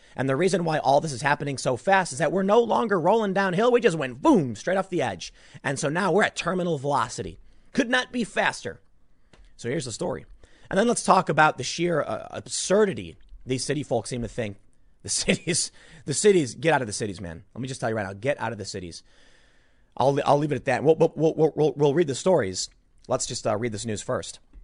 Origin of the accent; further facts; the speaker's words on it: Chicago, Illinois, United States; also born or lived in New York; now in New Jersey, United States; I grew up in Chicago, you know, so it's not like I didn't grow up in a big city